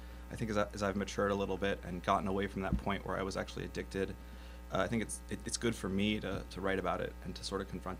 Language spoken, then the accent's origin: English; New Jersey, United States; also born or lived in New York / France; I was born in New York and I moved to Jersey when I was pretty young, and so I mostly grew up in Jersey